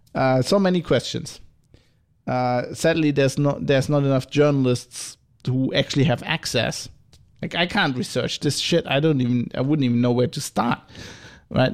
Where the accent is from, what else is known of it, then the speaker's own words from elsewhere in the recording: Germany; accent: German; go back into my German accent.